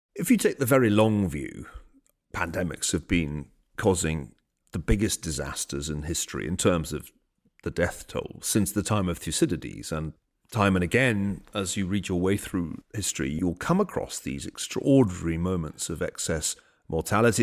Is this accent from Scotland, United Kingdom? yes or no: yes; Glasgow, Scotland, United Kingdom; when I was growing up in Glasgow.